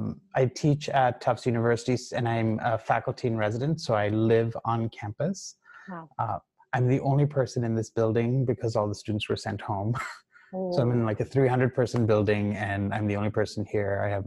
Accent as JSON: {"language": "English", "country": "Ghana", "tie": "born or raised there", "said": "but you and I grew up together in Ghana, right?"}